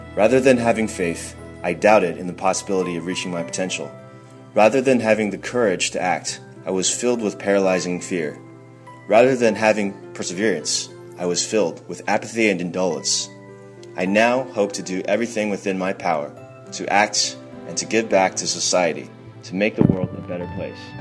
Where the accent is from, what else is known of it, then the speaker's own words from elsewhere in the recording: New York, United States; I'm from New York